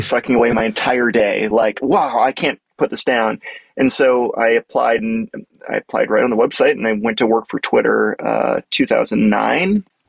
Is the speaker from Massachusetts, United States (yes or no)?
yes; Boston, Massachusetts, United States; I grew up around the Boston area